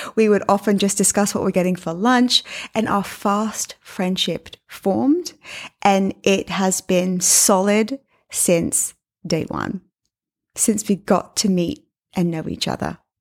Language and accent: English; England, United Kingdom; also born or lived in New York City; now in Miami, United States; I'm from England